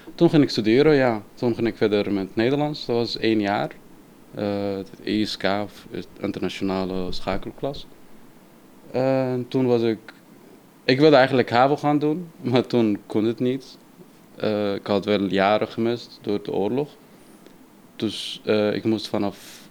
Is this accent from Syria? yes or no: yes; Syria; Dutch is a second language; also born or lived in Turkey; now in The Hague, Netherlands; ik kom uit Syrië